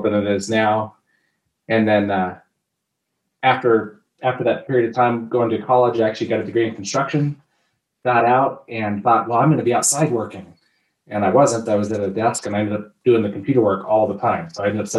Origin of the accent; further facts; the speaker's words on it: Grand Lake, Colorado, United States; I'm from Grand Lake. I grew up in Grand County.